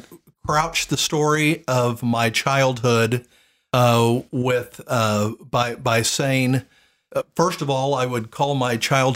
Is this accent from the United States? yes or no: yes; Tulsa, Oklahoma, United States; also born or lived in Broken Arrow; I grew up in Tulsa, Oklahoma, and a suburb of Tulsa called Broken Arrow.